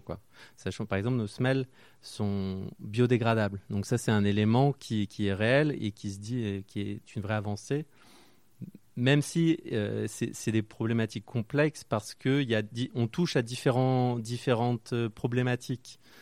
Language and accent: French; Marseille, Provence-Alpes-Côte d'Azur, France; now in Paris, France; je suis originaire de Marseille